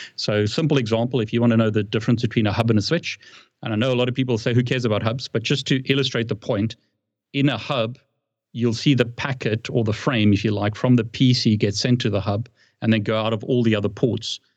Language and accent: English; South Africa; moved away as an adult; now in United Kingdom; I live in the UK and I've lived in the UK for a long time, but I'm originally from South Africa